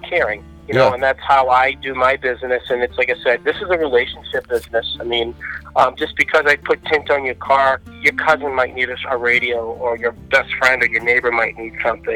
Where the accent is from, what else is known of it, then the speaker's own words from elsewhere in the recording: New England, United States; now in Naples, United States; I am originally from New England